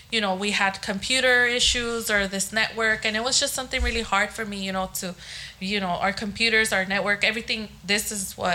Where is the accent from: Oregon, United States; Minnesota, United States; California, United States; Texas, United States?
California, United States; Long Beach; because I mean, I grew up here in Long Beach. I know people know me and and they know my past